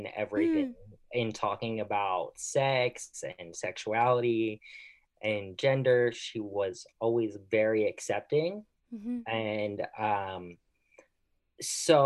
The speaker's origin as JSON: {"language": "English", "town": "Philadelphia", "region": "Pennsylvania", "country": "United States", "moved": "yes", "lives_now": "San Diego, United States", "said": "I am originally from Philadelphia"}